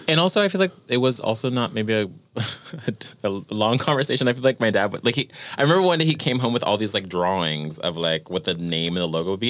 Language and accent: English; Virginia, United States; now in New York, United States; I was born in Virginia